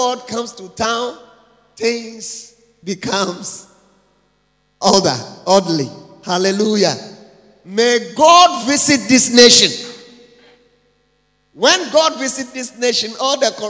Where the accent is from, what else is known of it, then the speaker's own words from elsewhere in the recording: Ada, Greater Accra, Ghana; I'm coming from Ada, and with a song also that we have there